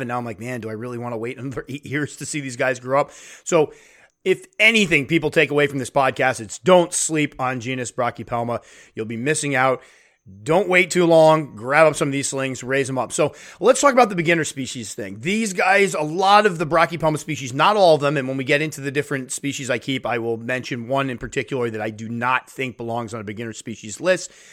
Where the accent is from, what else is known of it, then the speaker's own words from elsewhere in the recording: United States; in my home country